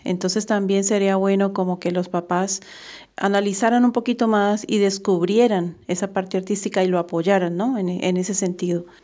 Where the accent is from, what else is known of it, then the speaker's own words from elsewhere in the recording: Barranquilla, Atlántico, Colombia; yo soy de Barranquilla, Colombia